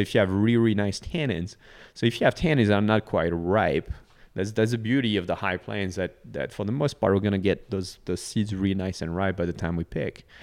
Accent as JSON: {"language": "English", "region": "northern France", "country": "France", "tie": "born or raised there", "moved": "as an adult", "lives_now": "Texas, United States", "said": "it's my hometown in northern France"}